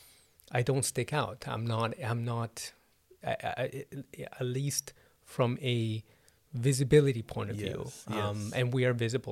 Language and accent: English; Canada; first language Spanish; my parents are Argentinian. We spoke Spanish inside the house. Mm. The moment I step out, I'm Canadian.